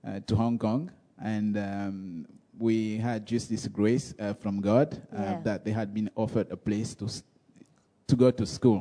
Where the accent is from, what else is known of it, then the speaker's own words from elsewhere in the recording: Gabon; I'm originally from Gabon, and I grew up in a little tiny village